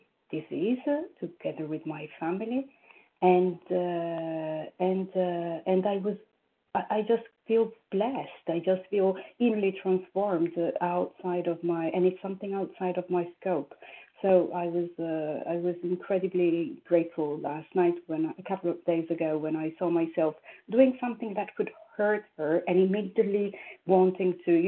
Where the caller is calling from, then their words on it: New York, United States; I am calling from New York.